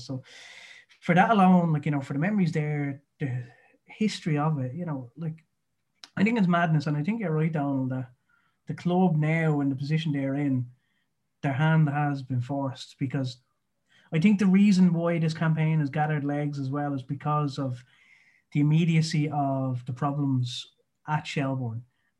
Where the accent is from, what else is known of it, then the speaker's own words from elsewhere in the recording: Dublin, Leinster, Ireland; I'm from Cundalkin